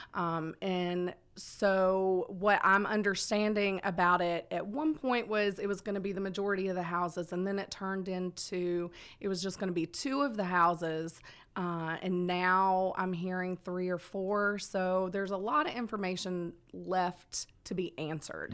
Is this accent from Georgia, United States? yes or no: yes; Conyers, Georgia, United States; also born or lived in Marietta, Georgia / Dallas, Georgia; now in Villa Rica, United States; I'm a Georgia girl, born and raised. Uh, I was born in Marietta, grew up out in Conyers